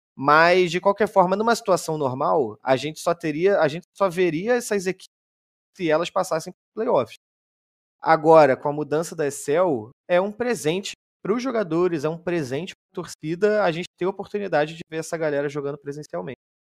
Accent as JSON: {"language": "Portuguese", "region": "Rio de Janeiro", "country": "Brazil", "said": "eu sou carioca."}